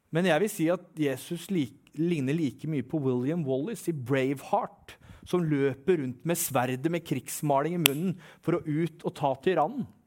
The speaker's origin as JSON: {"language": "Norwegian", "region": "Eastern Norway", "country": "Norway", "said": "Jeg er fra Østlandet"}